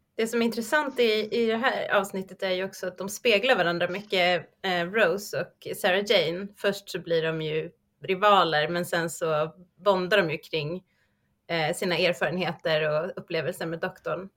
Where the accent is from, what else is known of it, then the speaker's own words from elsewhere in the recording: Sweden; oss som svenskar